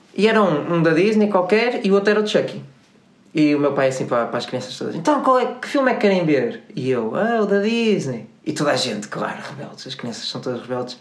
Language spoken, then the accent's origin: Portuguese; Porto, Norte, Portugal; nós somos do Porto